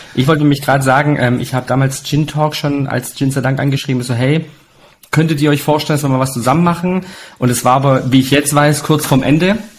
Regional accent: Italy; als Italiener, klar, trinkst du Rotwein und Weißwein, weil ähm, Opa hat ja selber Wein gemacht

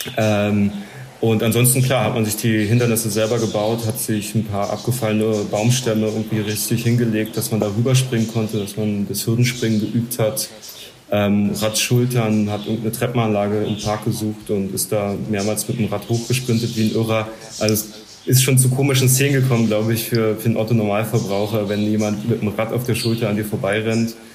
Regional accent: Kleinmachnow, Brandenburg, Germany; bei uns in Klamachno. Klamachno bei Berlin

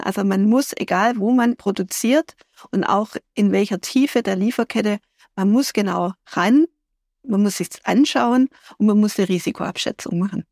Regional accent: Germany; Wir sind Deutsche

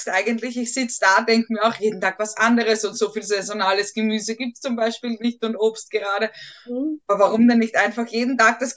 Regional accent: Tyrol, Austria; Das Gröstel als Tiroler.

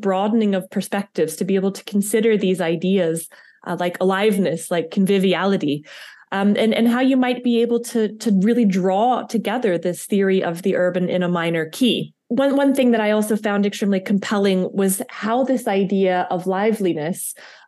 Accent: United States; accent: American; now in Liechtenstein; my American accent

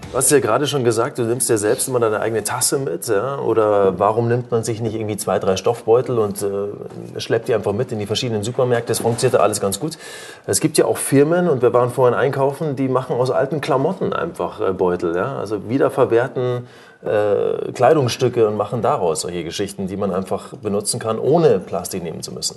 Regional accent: Germany; bei uns in Deutschland

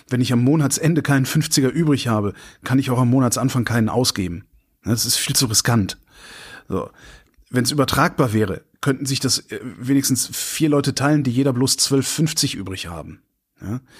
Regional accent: North Rhine-Westphalia, Germany; äh wo ich groß geworden bin, war das. Da gab es den Verkehrsverbund Rhein-Sieg. Äh, der galt genau, also in die Richtung von Köln aus, genau bis da, wo ich zur Schule gegangen bin.

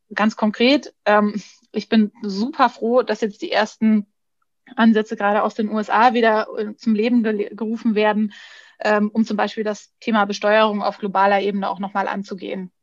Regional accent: Bavaria, Germany; ich bin äh, ich bin Bayerin

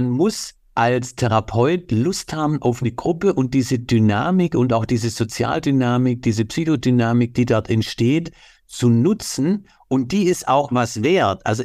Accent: Baden-Württemberg, Germany; Das ist als Schwabe für mich nicht.

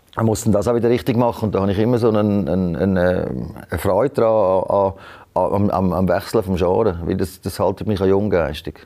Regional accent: Switzerland; als Schweizer

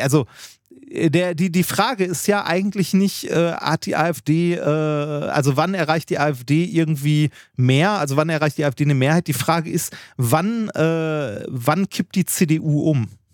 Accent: Essen, North Rhine-Westphalia, Germany; ich bin in Essen-Altendorf aufgewachsen

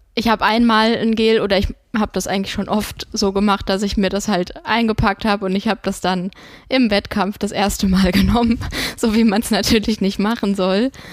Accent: Hesse, Germany; accent: Hessian; Ich kann mit Hessisch leider nicht dienen

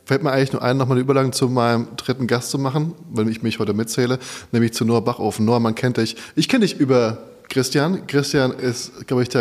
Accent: Odenwald, Germany; ich habe eine Spezialität aus meiner Heimat mitgebracht. Ich bin ja vom Odenwald, mehr oder weniger.

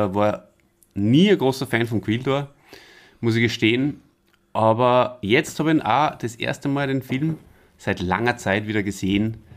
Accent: Austria; so grieselt, wie man bei uns in Österreich sagt

